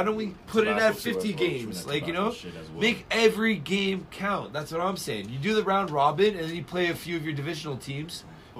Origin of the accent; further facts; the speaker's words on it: Toronto, Ontario, Canada; I'm from Toronto.